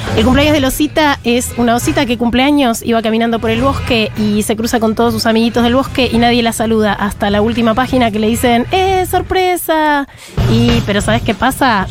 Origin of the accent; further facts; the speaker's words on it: Hurlingham, Buenos Aires Province, Argentina; yo soy de Burlingame